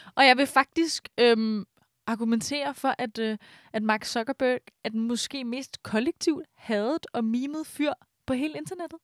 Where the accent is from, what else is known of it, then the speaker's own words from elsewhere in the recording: Brøndby, Capital Region of Denmark, Denmark; jeg er faktisk ikke fra Brøndby Strand, jeg er fra øh, Brøndby Øster.